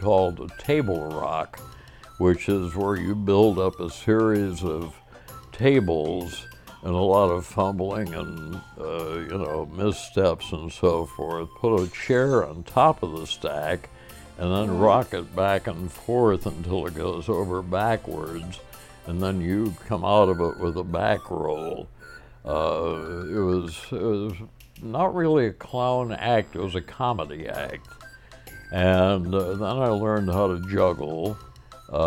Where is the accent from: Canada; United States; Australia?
United States; Bristol, Connecticut; Bristol, Connecticut is my hometown.